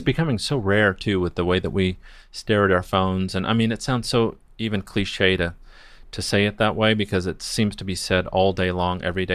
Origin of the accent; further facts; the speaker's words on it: Newport Beach, California, United States; also born or lived in Redlands, California / Mexico; I grew up, uh, well, I grew up in Newport Beach. I was born in Redlands, California